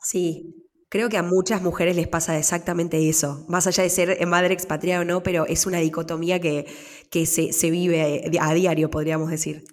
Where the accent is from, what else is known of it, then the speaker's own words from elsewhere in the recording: Argentina; moved away as an adult; also born or lived in New York, United States; now in Switzerland; yo no, no parí en mi país